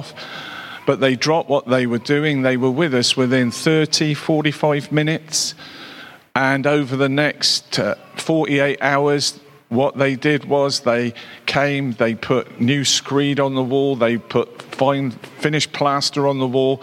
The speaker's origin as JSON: {"language": "English", "town": "Cheltenham", "region": "South West England", "country": "United Kingdom", "tie": "born or raised there", "said": "was stationed back in my hometown of Cheltenham"}